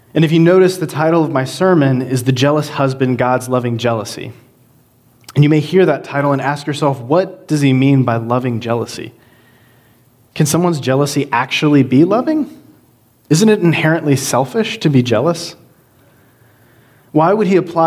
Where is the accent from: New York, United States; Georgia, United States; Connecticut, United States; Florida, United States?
Georgia, United States; now in Hanover, United States; I'm originally from Georgia